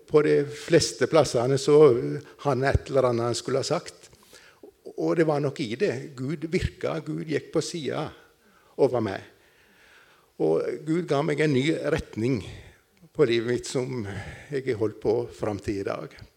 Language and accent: Norwegian; Nissedal, Telemark, Norway; moved away; jeg kommer fra Telemark, Nissedal. Det hører vel kanskje de fleste